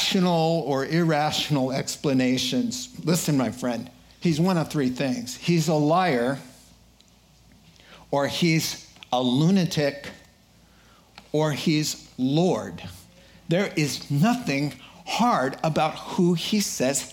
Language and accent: English; Boston, Massachusetts, United States; I'm from Boston